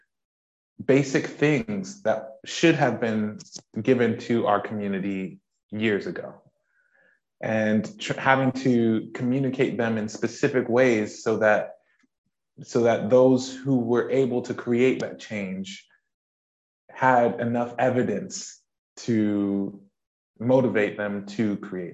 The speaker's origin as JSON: {"language": "English", "country": "United States", "moved": "as an adult", "lives_now": "United Kingdom", "said": "as you can tell from my accent, I am from the States, but I have been in the UK for 6 years"}